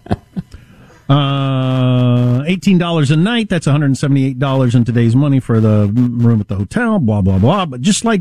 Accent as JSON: {"language": "English", "region": "Midwest", "country": "United States", "said": "I'm from the Midwest"}